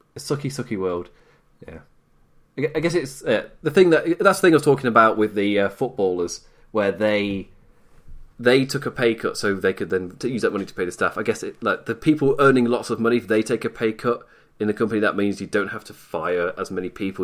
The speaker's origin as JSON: {"language": "English", "region": "England", "country": "United Kingdom", "said": "I'm English"}